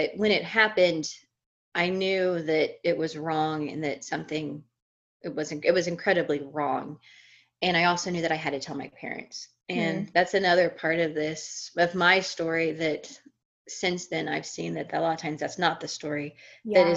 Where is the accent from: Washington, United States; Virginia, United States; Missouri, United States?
Missouri, United States; moved away as an adult; also born or lived in Colorado; I was born and raised in Missouri, the Show Me State, and that's where I lived until I was in my early 20s